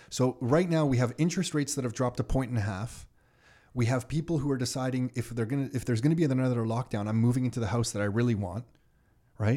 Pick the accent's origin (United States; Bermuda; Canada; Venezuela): Canada; growing up in Canada